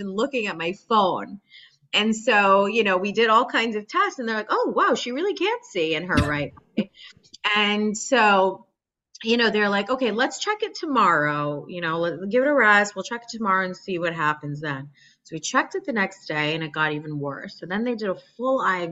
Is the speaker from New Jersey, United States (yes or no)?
yes; New Jersey, United States; moved away as an adult; now in Boston, United States; I was born and raised in New Jersey